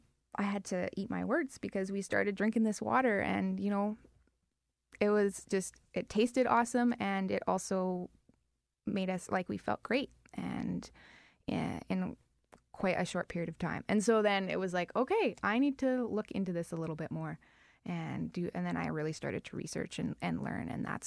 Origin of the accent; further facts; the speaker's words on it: Winnipeg, Manitoba, Canada; I grew up on the farm, small town.